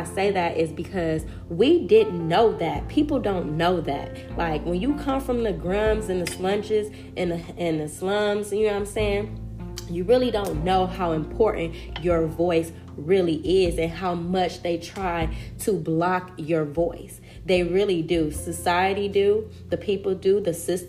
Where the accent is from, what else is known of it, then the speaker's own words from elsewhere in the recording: Compton, California, United States; I come from Compton, California.